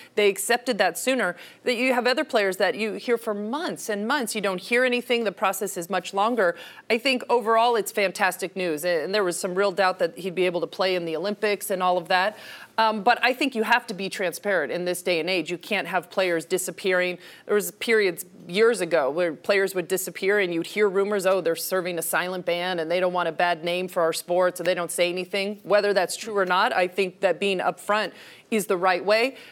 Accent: Canada; I'm Canadian

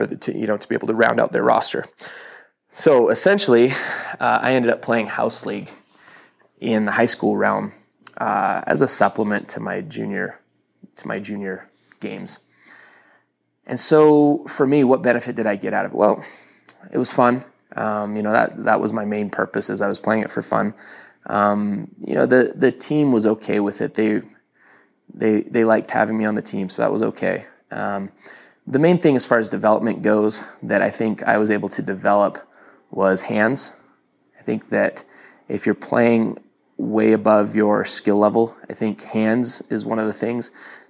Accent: Toronto, Ontario, Canada; now in Utah, United States; When I moved to Utah from Toronto, so I, you know, to kind of put this in perspective

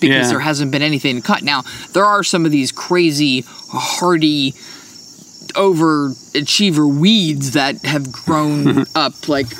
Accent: New Jersey, United States; moved away as an adult; also born or lived in Oklahoma City; now in Virginia, United States; I grew up in New Jersey where it's just humid.

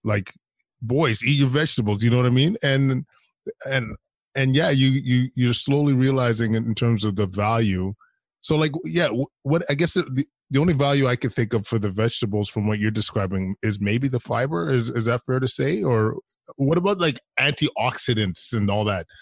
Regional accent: Alberta, Canada; moved away; I'm from Alberta originally, so boys from back home

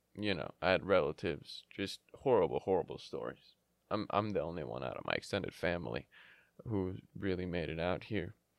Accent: United States; also born or lived in Yemen; I came to the U S when I was a six month, six, eight, whatever, same thing, six, eight months old.

